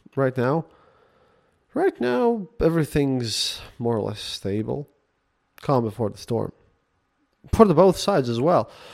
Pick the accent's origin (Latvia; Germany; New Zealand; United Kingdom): Latvia; English is a second language; English is not my first language.